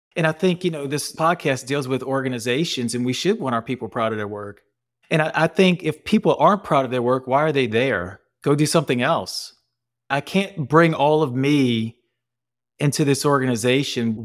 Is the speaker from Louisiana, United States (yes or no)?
yes; New Orleans, Louisiana, United States; accent: Cajun; I'm born and raised in New Orleans, so I got that Cajun coming out.